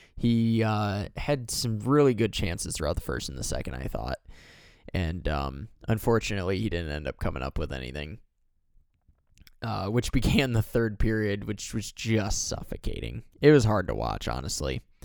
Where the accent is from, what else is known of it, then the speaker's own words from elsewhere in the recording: Michigan, United States; I'm from Michigan